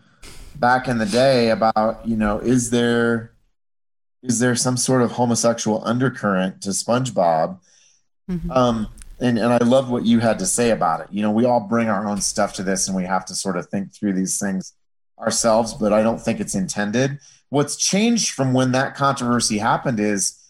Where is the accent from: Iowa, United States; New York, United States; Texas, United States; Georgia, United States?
Iowa, United States; that's sort of where I grew up in Iowa in the 1970s and 80s.